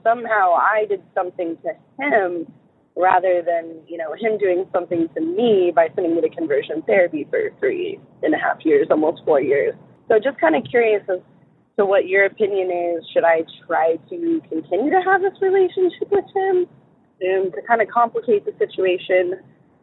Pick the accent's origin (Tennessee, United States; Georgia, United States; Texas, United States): Texas, United States; San Antonio; I'm from San Antonio, Texas.